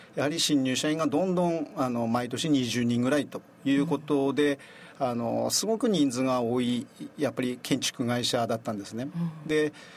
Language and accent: Japanese; Hirosaki, Aomori, Japan; 地元のその弘前市が出身ということでずっとこの弘前に、えー、転勤した以外は、はい、この弘前で